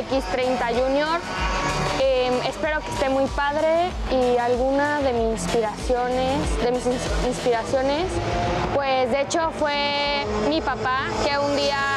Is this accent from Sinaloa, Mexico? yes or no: no; Chihuahua, Mexico; Tengo 13 años, nací en Chihuahua